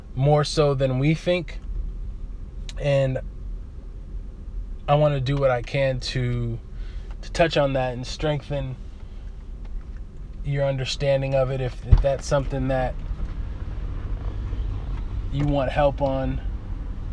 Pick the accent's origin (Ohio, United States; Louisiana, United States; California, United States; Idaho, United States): California, United States; Oakland; I'm from East Oakland